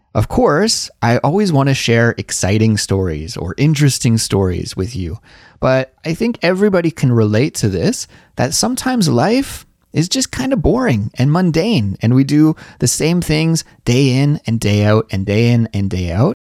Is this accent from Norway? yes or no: no; Canada; moved away as an adult; now in Seoul, South Korea; I'm a Canadian, and I currently live in Seoul, South Korea